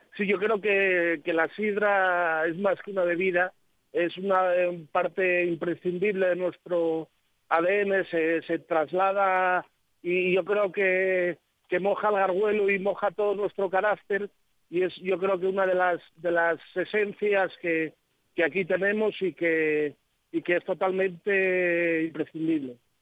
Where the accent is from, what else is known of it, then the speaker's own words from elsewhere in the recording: Asturias, Spain; como asturianos